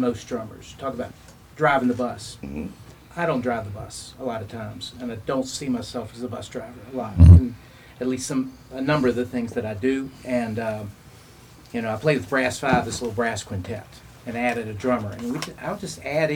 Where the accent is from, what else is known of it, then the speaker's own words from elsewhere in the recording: Staunton, Virginia, United States; I grew up in Stanton.